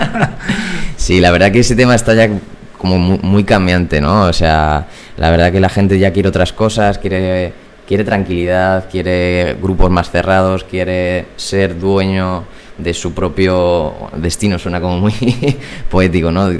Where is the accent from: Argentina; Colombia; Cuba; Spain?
Spain; Puertollano, Castilla-La Mancha; moved away as an adult; now in Madrid, Spain; Yo soy de Puerto Llano, de un pueblo de Ciudad Real.